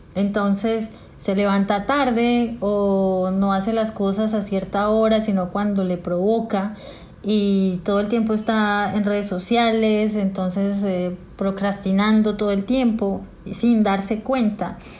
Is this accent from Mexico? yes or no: no; Colombia; moved away as an adult; also born or lived in Bogotá, Colombia / Medellín, Colombia; now in Peru; soy colombiana